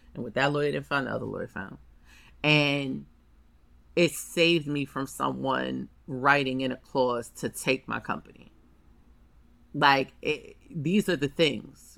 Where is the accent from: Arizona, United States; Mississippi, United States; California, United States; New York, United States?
New York, United States; New York City; I'm from Harlem